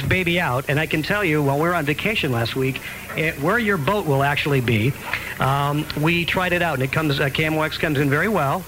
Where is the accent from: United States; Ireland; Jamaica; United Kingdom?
United States; Buffalo, New York; now in St. Louis, United States; I grew up in Buffalo, New York, along the Great Lakes